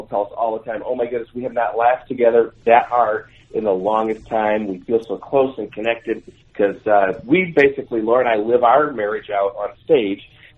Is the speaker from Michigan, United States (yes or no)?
yes; Michigan, United States; Well, you see, we're from Michigan